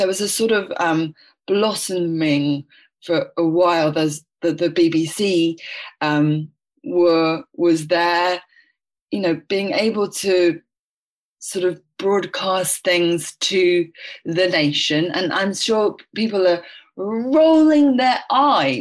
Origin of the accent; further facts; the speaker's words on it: London, United Kingdom; I was born in London.